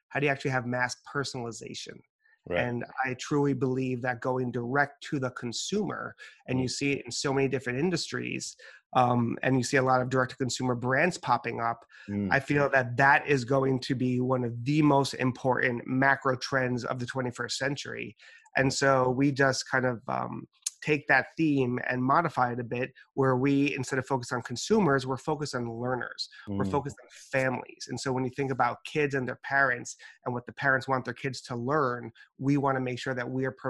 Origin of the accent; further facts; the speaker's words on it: New York, United States; My family's from the Dominican Republic, but I was born and raised in New York.